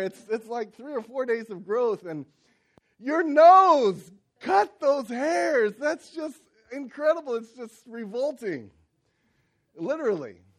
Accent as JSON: {"language": "English", "region": "Ohio", "country": "United States", "tie": "born or raised there", "said": "I grew up in Ohio, and some of the winters we'd have quite a bit of snow"}